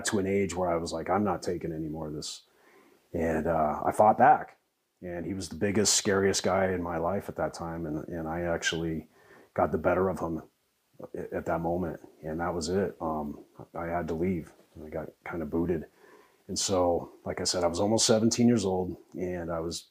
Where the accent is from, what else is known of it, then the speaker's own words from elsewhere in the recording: Parker, Colorado, United States; also born or lived in Denver, Colorado; born and raised in Colorado. I was born in Denver way back when, back in the 1900s. And moved to Parker in 82